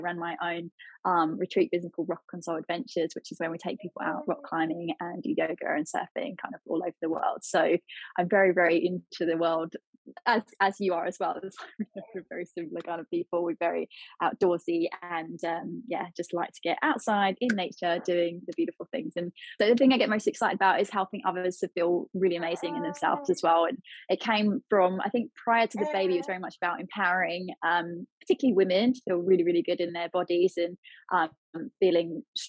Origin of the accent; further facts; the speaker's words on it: Portsmouth, South East England, United Kingdom; My dad was a sailor, he was in the Navy, and I grew up in Portsmouth for a little bit of my life.